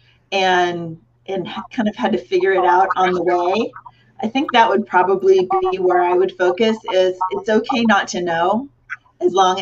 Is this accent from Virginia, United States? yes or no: no; Cupertino, California, United States; when I was growing up in Cupertino, that's the founding birthplace of Apple Computer